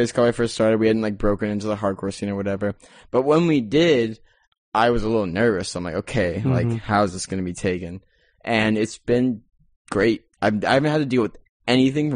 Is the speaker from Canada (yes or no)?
no; San Diego, California, United States; Growing up in San Diego